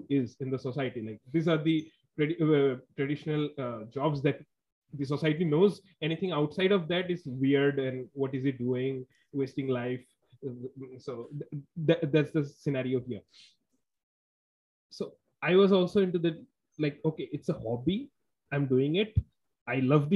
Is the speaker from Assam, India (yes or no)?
yes; Guwahati, Assam, India; now in Bangalore, India; I'm from India. My hometown is a city named Guwahati in the northeast of India. And I currently work in a city named Bangalore